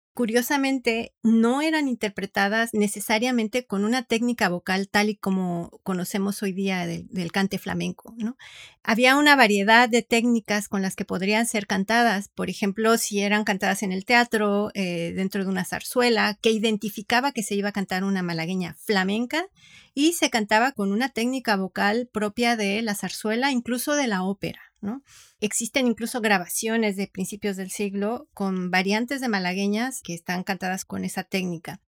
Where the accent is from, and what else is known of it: Mexico